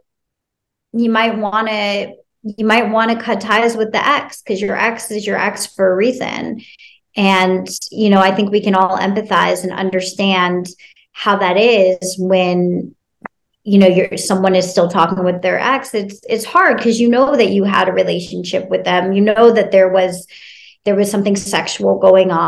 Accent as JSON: {"language": "English", "town": "Cincinnati", "region": "Ohio", "country": "United States", "tie": "born or raised there", "said": "I grew up in Ohio in Cincinnati"}